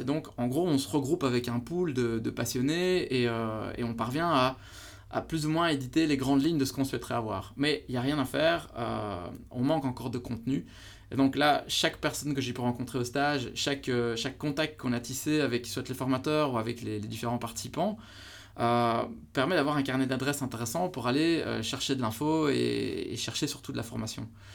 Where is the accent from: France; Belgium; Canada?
Belgium; chez nous en Belgique